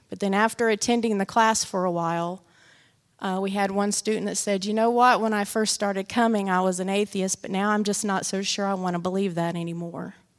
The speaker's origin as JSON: {"language": "English", "town": "Great Bend", "region": "Kansas", "country": "United States", "tie": "born or raised there", "moved": "as an adult", "lives_now": "Peru", "said": "when I was back in my hometown visiting"}